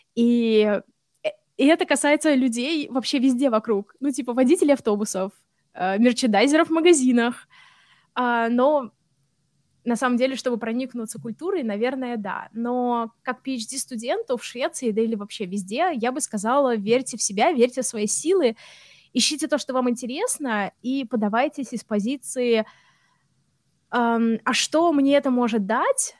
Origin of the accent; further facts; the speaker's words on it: Russia; moved away as an adult; also born or lived in Samara; now in Sweden; я из России